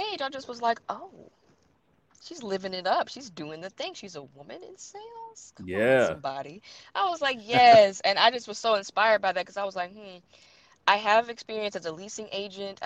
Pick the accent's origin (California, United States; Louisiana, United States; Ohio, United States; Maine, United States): Louisiana, United States; Shreveport; also born or lived in Killeen, Texas; I am from Shreveport, Louisiana